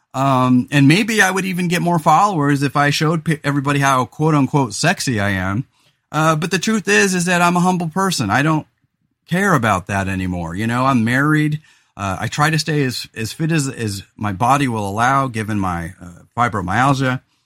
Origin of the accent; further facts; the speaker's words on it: California, United States; also born or lived in Central Coast, California; now in Oregon, United States; I'm from California